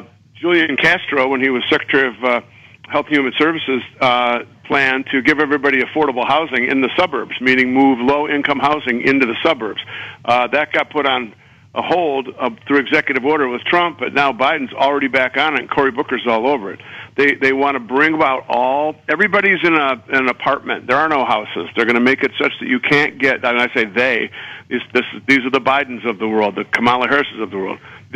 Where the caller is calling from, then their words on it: Beijing, China; When I called the first time there on Ed's show, I was calling from Moscow, and I'm in Peking now, stuttering Mandarin, so I can communicate with our Chinese overlords here soon.